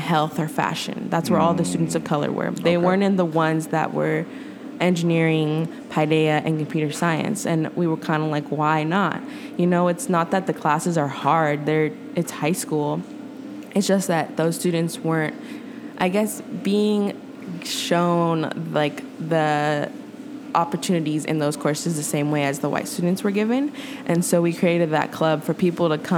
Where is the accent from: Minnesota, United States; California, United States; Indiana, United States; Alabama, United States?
California, United States; Oakland; growing up in Oakland